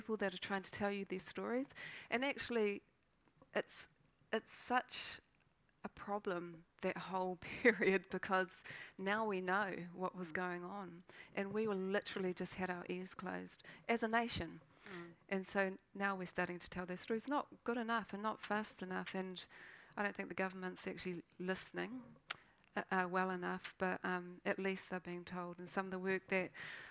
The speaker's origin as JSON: {"language": "English", "town": "Feilding", "region": "Manawatū-Whanganui", "country": "New Zealand", "tie": "born or raised there", "also_born_or_lived": "Waikato", "said": "I grew up in Fielding"}